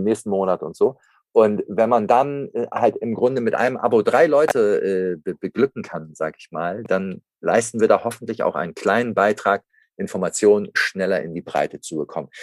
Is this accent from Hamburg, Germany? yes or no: yes; Hamburg, Germany; geboren in Hamburg, hier auch aufgewachsen